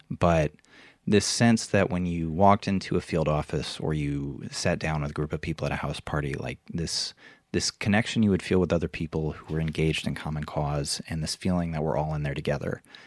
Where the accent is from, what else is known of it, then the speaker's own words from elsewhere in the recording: Iowa City, Iowa, United States; I grew up in Iowa, um, in Iowa City, which is, uh, the college town of Iowa